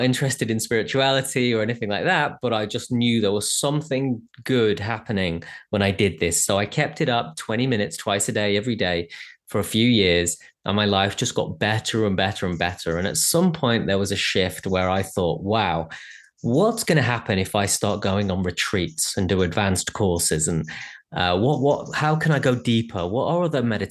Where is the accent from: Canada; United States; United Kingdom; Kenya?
United Kingdom; England; being English